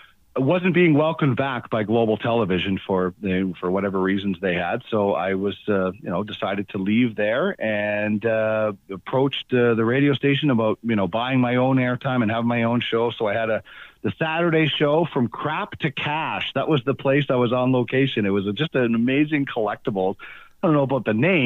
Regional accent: Brandon, Manitoba, Canada; moved away; I grew up in Brandon

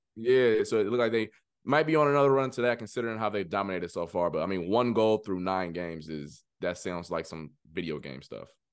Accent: Ohio, United States; moved away; I'm from Ohio

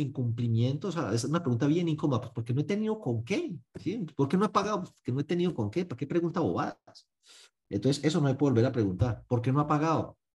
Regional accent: Paisa, Antioquia, Colombia; como buen paisa

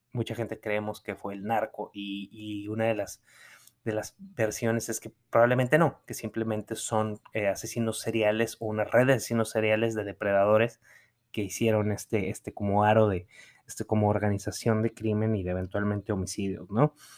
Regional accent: San Pedro Garza García, Nuevo León, Mexico; also born or lived in New York; San Pedro Garza García, que es de donde, en donde yo crecí, en Nuevo León

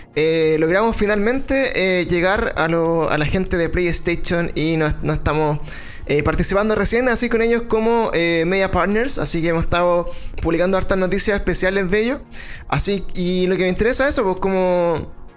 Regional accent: Chile

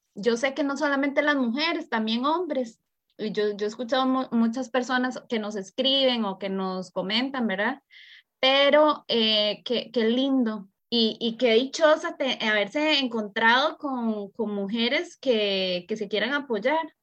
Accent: Costa Rica; Anita y yo somos de Costa Rica

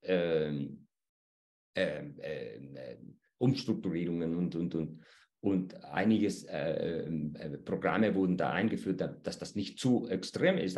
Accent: Chile; bei uns in Chile

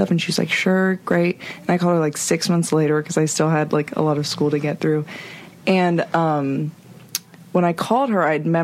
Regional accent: California, United States; I'm from Northern California.

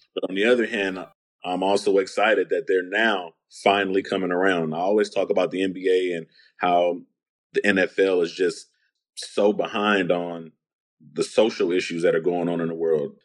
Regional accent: San Antonio, Texas, United States; I was growing up on the East Side

